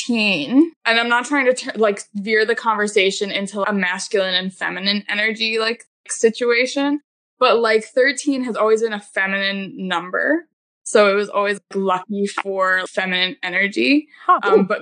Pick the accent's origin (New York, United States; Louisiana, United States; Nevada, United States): New York, United States; Long Island; because we're from Long Island.